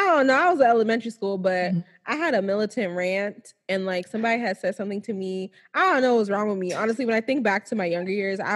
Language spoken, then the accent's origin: English; United States; moved away as an adult; now in Nigeria; I'm prouder to be Nigerian than I am to be American